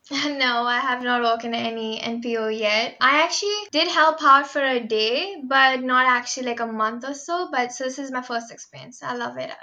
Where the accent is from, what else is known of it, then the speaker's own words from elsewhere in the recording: Mumbai, Maharashtra, India; moved away as an adult; I'm from Mumbai, India